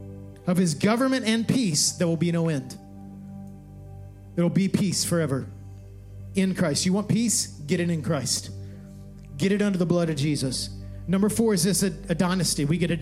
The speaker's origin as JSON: {"language": "English", "region": "Texas", "country": "United States", "tie": "born or raised there", "said": "I was born in Texas."}